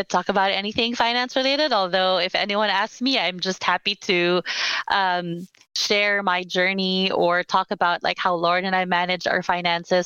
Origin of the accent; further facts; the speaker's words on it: Philippines; moved away as an adult; also born or lived in Manila; now in United States; I'm Filipina. I grew up born and raised in the Philippines. I moved to the US about 10 years ago now. In my early 30s